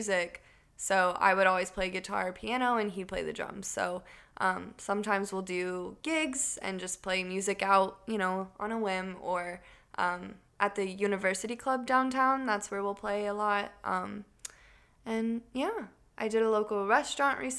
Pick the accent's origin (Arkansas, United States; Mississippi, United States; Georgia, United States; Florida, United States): Florida, United States; Orlando; also born or lived in Ocala, Florida; I was born in Ocala, and then I moved to Orlando when I was 4